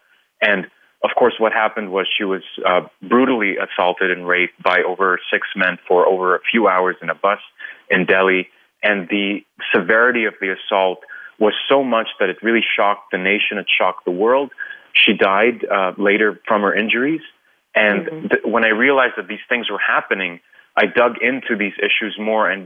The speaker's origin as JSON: {"language": "English", "country": "Hong Kong", "tie": "born or raised there", "also_born_or_lived": "Philippines / India", "moved": "yes", "lives_now": "United States", "said": "I'm Indian by nationality, but I was born in the Philippines, raised in Hong Kong, now I live in the United States"}